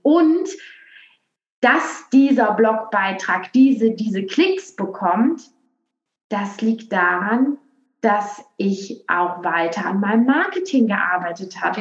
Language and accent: German; Aachen, North Rhine-Westphalia, Germany; accent: western; now in Berlin, Germany; ursprünglich komme ich aus Aachen und jetzt bin also, ich aber in Berlin